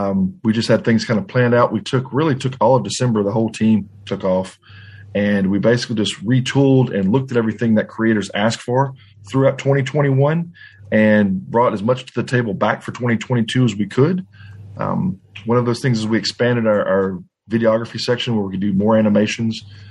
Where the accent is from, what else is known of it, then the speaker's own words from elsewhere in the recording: Louisiana, United States; I'm from Louisiana and around not too far from the New Orleans area